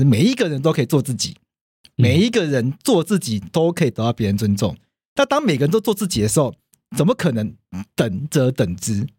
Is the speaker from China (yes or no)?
no; Taiwan; 因为我们台湾人从小到大学